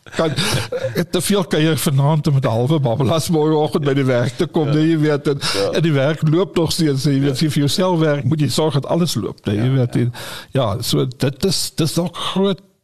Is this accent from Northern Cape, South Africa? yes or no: yes; Kimberley, Northern Cape, South Africa; Ek is in Kimberley gebore, groot geword, skool gaan Diamantveld in Kimberley.